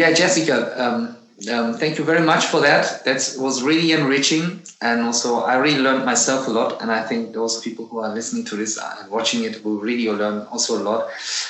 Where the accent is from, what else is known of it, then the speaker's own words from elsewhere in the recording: Turkey; born there; Like, what I always miss, like, you know, I was born in Turkey.